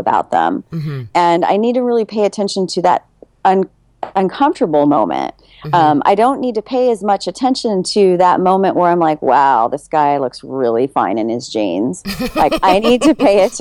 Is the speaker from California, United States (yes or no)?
yes; California, United States; I'm in Houston right now, and I'm from California, so I'm in Houston.